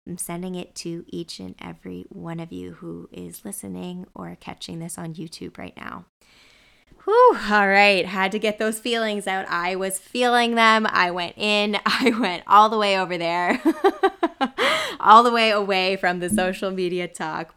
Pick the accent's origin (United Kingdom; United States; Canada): Canada; New Brunswick; now in Vancouver, Canada; my hometown, Mayor Machine, New Brunswick